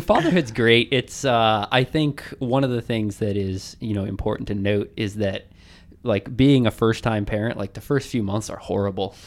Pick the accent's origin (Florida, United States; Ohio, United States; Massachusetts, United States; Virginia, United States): Virginia, United States; Arlington; I've never, uh, run like a marathon in my hometown. And, you know, everyone says it's a D C marathon, but come on, it starts and ends in, in Arlington